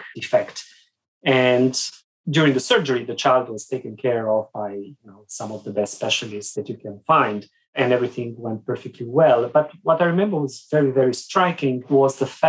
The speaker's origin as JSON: {"language": "English", "town": "Sibiu", "region": "Sibiu County", "country": "Romania", "tie": "born or raised there", "moved": "as an adult", "said": "I grew up in Romania behind the Iron Curtain many years ago"}